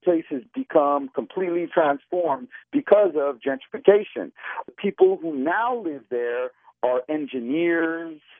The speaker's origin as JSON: {"language": "English", "town": "San Francisco", "region": "California", "country": "United States", "tie": "born or raised there", "said": "I grew up in San Francisco at a time when it was still affordable to live"}